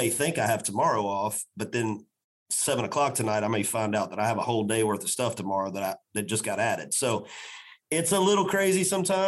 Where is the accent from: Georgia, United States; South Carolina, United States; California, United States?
Georgia, United States; Macon; now in Nashville, United States; a children's hospital in my hometown of Macon, Georgia